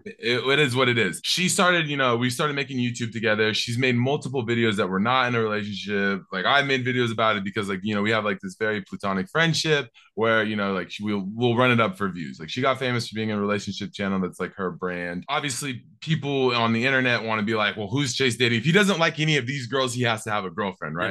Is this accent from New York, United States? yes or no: no; Seattle, Washington, United States; I'm from Seattle